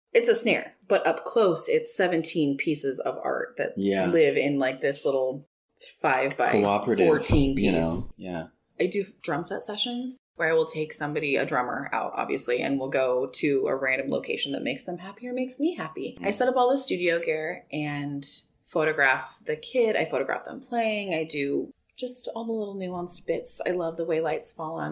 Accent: Citrus Heights, California, United States; I was born in Citrus Heights. And I went to school there, and I didn't move out of the region until I was 22

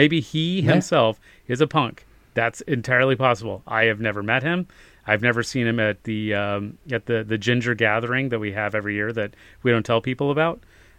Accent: Kansas, United States; we're both from Kansas. I come from a really conservative background. We both grew up during the Satanic Panic.

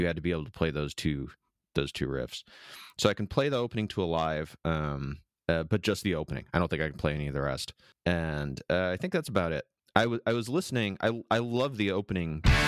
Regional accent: Midwest, United States; now in San Diego, United States; my fifteen years, uh, growing up in the Midwest, I did not have a lot of friends, it was a pretty small town

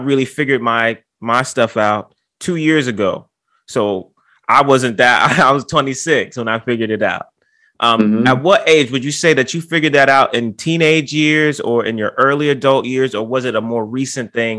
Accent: New York City, New York, United States; I live in the Bronx, New York

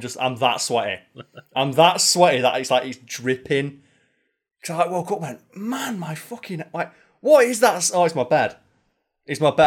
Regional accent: United Kingdom; as a Brit or a European

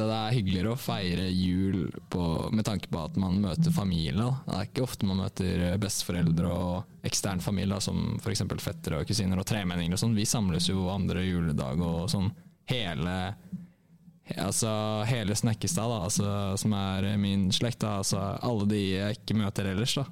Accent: Bardufoss, Troms, Norway; For det første så bor jeg ikke i Tromsø. Jeg, eh, jeg kommer fra Bardufoss.

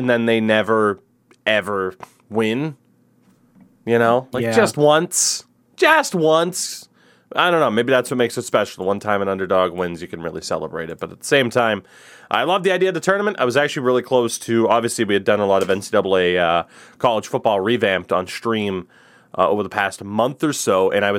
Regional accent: Canada; And as you said, problem, I'm Canadian.

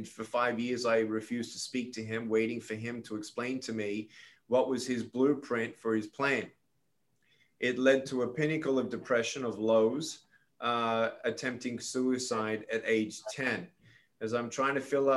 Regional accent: Melbourne, Victoria, Australia; moved away as an adult; now in United States; I was born in Melbourne, Australia, to Serbian immigrant parents

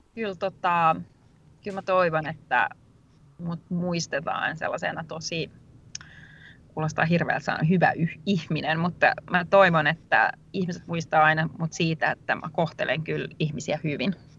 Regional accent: Rovaniemi, Lapland, Finland; mä oon tosiaan Rovaniemeltä kotoisin

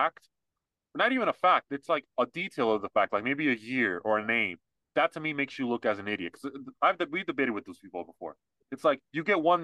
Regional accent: United States; I was born here.

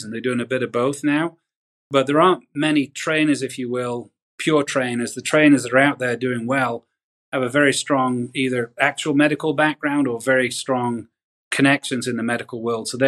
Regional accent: England, United Kingdom; now in United States; uh, I grew up in England, so we can't say anything about healthcare in England.

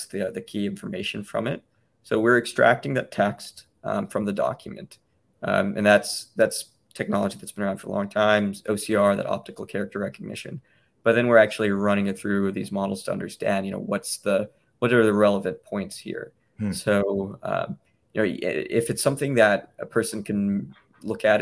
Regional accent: Memphis, Tennessee, United States; moved away as an adult; also born or lived in Cambridge, Massachusetts / New York; I was born and raised in Memphis

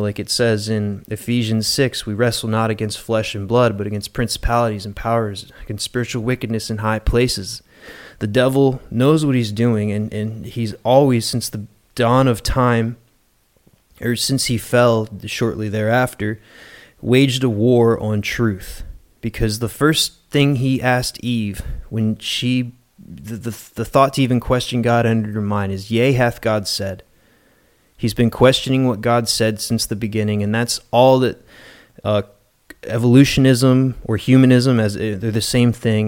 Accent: West Virginia, United States; now in Naples, United States; I'm from West Virginia originally

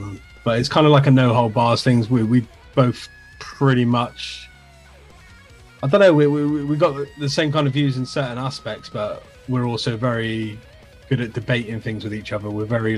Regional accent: England, United Kingdom; obviously, Jace, Scottish, I'm English. We shouldn't necessarily get on.

